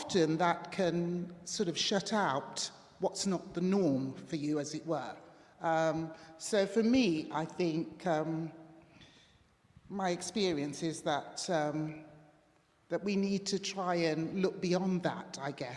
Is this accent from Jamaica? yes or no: yes; Jamaica; also born or lived in Derby; now in United Kingdom; I grew up in Jamaica, and my grandmother took me to an Anglican church every Sunday